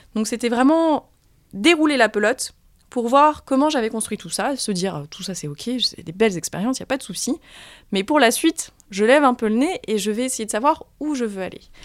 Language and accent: French; Limoges, Nouvelle-Aquitaine, France; moved away as an adult; also born or lived in New York / Nairobi; now in Paris, France; je suis de Limoges